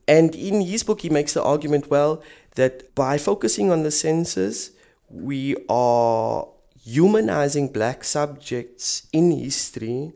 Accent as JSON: {"language": "English", "country": "South Africa", "moved": "as an adult", "lives_now": "Berlin, Germany", "said": "I'm a South African working in an institution that analyzes Europe"}